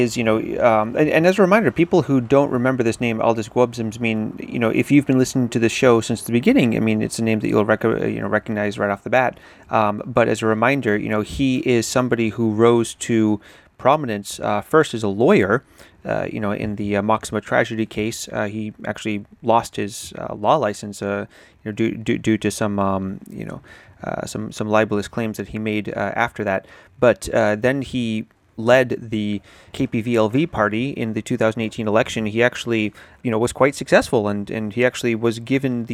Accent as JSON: {"language": "English", "country": "United States", "also_born_or_lived": "Europe", "moved": "yes", "said": "as an American"}